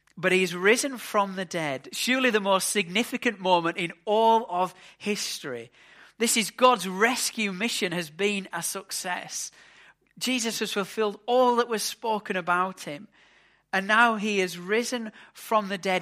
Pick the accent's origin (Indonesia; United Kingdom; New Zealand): United Kingdom; England; As an Englishman